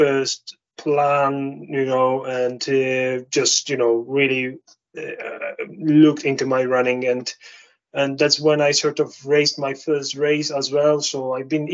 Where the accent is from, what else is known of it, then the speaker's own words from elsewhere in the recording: Poland; moved away as an adult; also born or lived in London / Bridlington / Lake District; now in Scottish Highlands, United Kingdom; I'm Polish, obviously, as you can guess by my accent and my surname